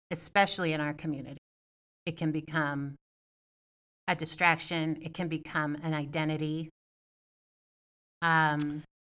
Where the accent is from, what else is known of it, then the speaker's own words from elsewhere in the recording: Evanston, Illinois, United States; I also want to do a keynote speech in Evanston, right? In my hometown and and talk about this stuff.